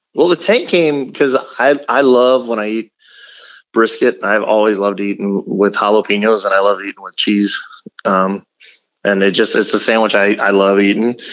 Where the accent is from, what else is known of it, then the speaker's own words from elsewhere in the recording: Texas, United States; now in Omaha, United States; I grew up in South Texas on the border of Louisiana and Texas, and I ate a lot of boudin.